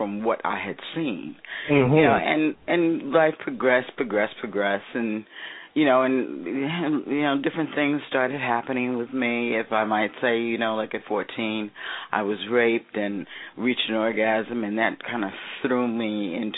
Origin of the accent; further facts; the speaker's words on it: New York City, New York, United States; Born and raised in New York City, New York.